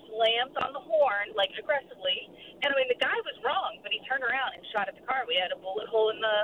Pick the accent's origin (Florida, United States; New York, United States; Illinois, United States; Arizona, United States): Florida, United States; Miami; now in Mandarin, United States; I grew up in Miami